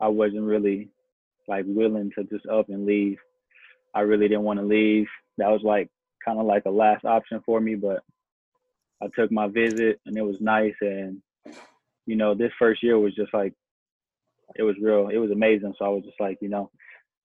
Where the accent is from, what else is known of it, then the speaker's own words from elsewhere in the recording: Amarillo, Texas, United States; here in Texas, like we just a little bit more gritty